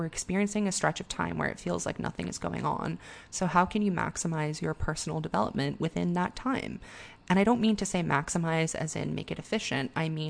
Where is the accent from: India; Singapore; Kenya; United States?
Singapore; about growing up in Singapore as a young gay expatriate and dealing with things like censorship and internalized homophobia